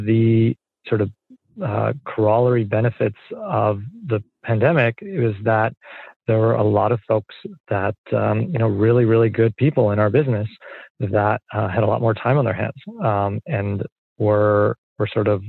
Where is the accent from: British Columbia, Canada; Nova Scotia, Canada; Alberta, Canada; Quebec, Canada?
Quebec, Canada; Montreal; moved away; also born or lived in London, Ontario; I'm originally Canadian from Montreal